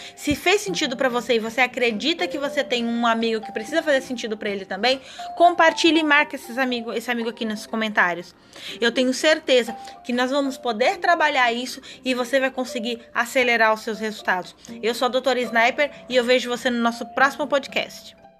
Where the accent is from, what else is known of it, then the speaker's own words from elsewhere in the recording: São Paulo, Brazil; moved away; eu venho de São Paulo